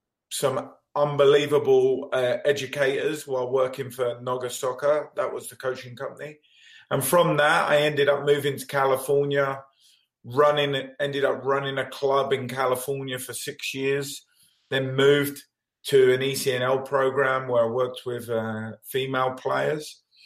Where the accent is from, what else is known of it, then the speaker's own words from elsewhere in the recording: London, United Kingdom; moved away as an adult; now in United States; I'm obviously from London, England